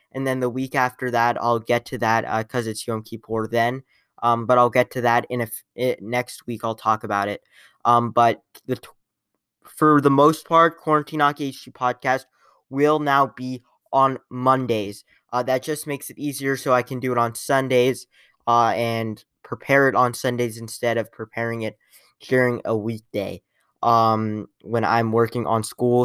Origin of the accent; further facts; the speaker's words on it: Columbus, Ohio, United States; I am from Columbus.